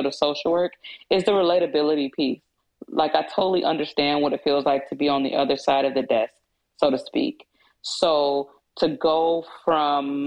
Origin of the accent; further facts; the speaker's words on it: Kalamazoo, Michigan, United States; I was born and raised in Kalamazoo, Michigan